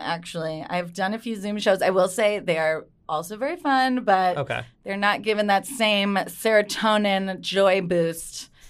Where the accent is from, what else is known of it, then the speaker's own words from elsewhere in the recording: Cleveland, Ohio, United States; He's from Youngstown, and okay. I'm from Cleveland.